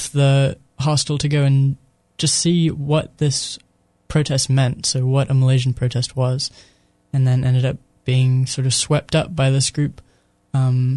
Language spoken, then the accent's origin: English; United States